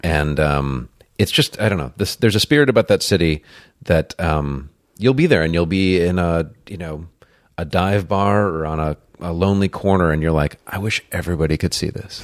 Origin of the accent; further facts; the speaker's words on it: Buffalo, New York, United States; also born or lived in Detroit, Michigan; now in Los Angeles, United States; I grew up in Buffalo, New York, and so Detroit is my adopted home